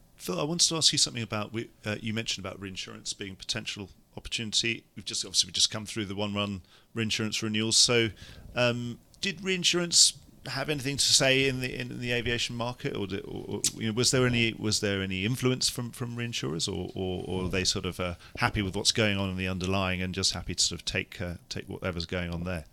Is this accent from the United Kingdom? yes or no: yes; United Kingdom; as a Brit